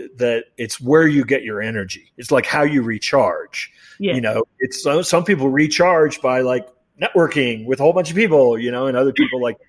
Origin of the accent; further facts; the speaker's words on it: Kansas City, United States; Kansas City, as listeners know, my hometown